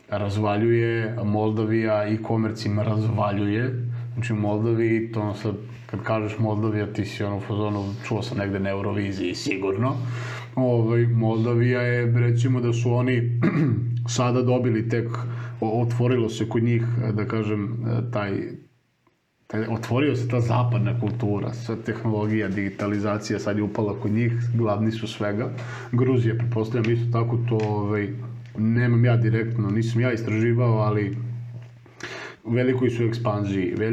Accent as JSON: {"language": "Croatian", "country": "Serbia", "said": "ti kao Srbin"}